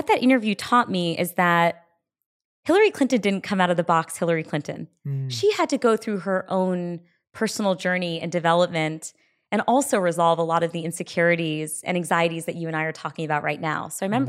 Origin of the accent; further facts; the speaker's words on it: India; And then, you know, now I'm fiercely proud to be Indian.